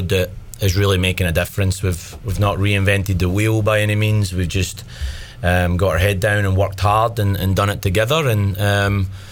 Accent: Paisley, Scotland, United Kingdom; now in North Carolina, United States; Originally from Paisley, Scotland. But I've been in North Carolina for the last 17 years

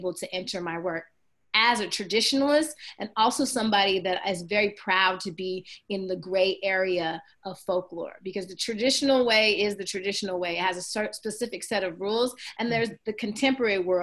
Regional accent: San Francisco, California, United States; moved away; also born or lived in New York; growing up in San Francisco, you grow up in a community of arts and activism

